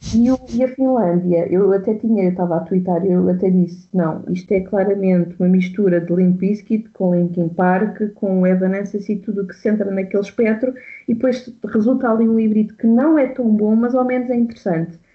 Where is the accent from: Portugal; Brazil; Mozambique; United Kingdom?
Portugal; eu sou portuguesa